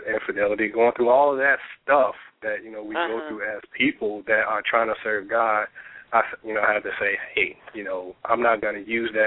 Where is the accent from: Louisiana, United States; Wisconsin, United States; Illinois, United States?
Illinois, United States; Chicago; also born or lived in Norfolk, Virginia Beach; now in Richmond, United States; I'm originally from Chicago. My mom and my brother and sisters still live there, all the rest of my family